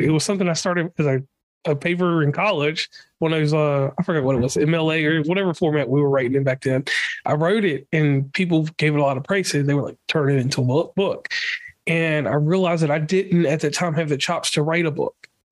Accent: Appalachia, United States; I'm from Appalachia

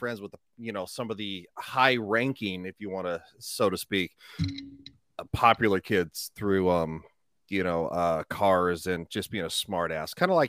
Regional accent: Colorado, United States; now in Florida, United States; I was raised in Colorado.

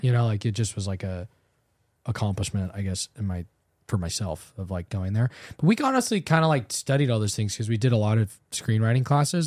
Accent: Southern California, United States; Growing up in Southern California, like we both did

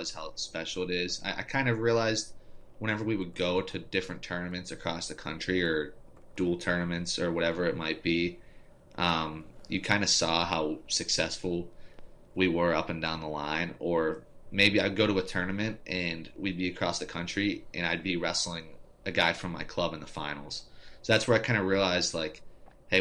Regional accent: Westmoreland County, Pennsylvania, United States; growing up in Westmoreland County

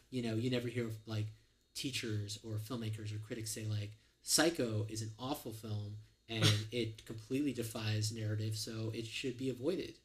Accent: California, United States; I grew up in California

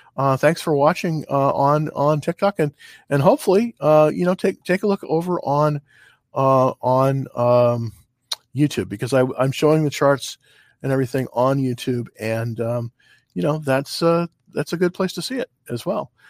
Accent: California, United States; moved away; I'm originally from California

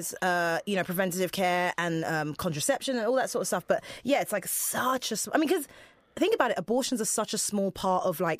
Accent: England, United Kingdom; I had no money when I moved here. But second of all, I came from England where you don't need health insurance, obviously.

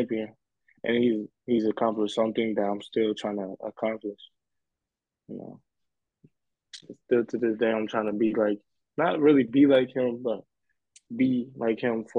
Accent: Indiana, United States; moved away as an adult; now in California, United States; I was back home in Indiana, playing high school ball, still a student athlete in high school.

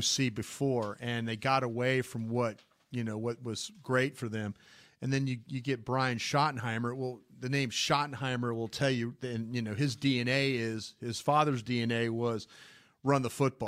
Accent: Dallas, Texas, United States; I'm from Dallas.

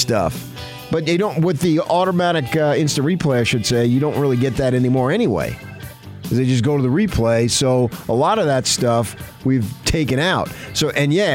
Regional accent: Arizona, United States; now in Utah, United States; growing up in Arizona in my teen years

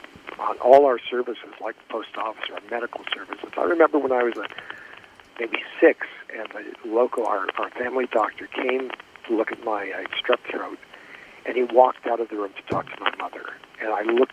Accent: Springfield, Massachusetts, United States; I grew up in Springfield, Massachusetts. Let me give that as an example. A town of about 300,000 people.

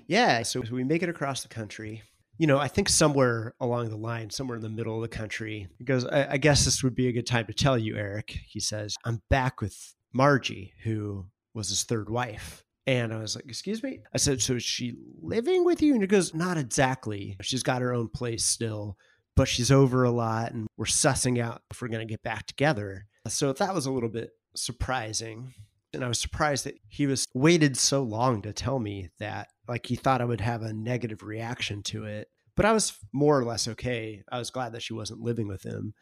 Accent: Northern California, United States; moved away as an adult; also born or lived in Oregon / Boston; now in New York, United States; I grew up in California, went to college in Oregon, and then I spent six or so years in Boston

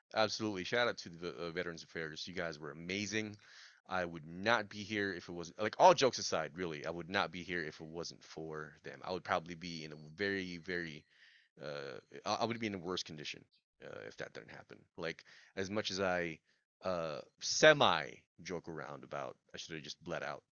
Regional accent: Philippines; I'm Filipino

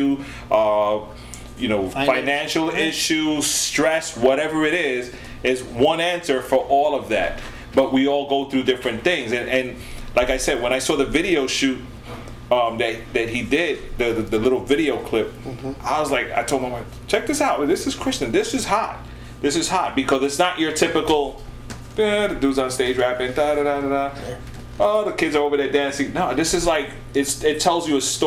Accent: New York City, New York, United States; I'm born and raised in the Bronx

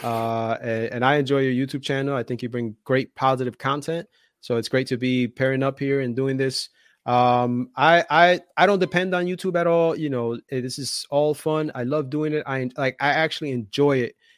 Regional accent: Union City, New Jersey, United States; I grew, I grew up in Jersey, and the city that I grew up in is called Union City

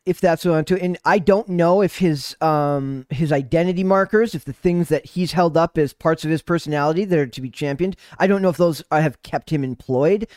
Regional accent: Midwest, United States; I'm from the Midwest

